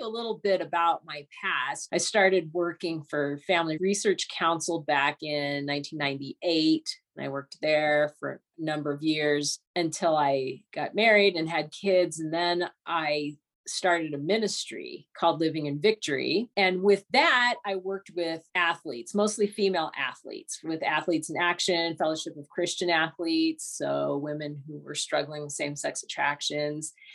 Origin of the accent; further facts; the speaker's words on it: Southern California, United States; I'm from Southern California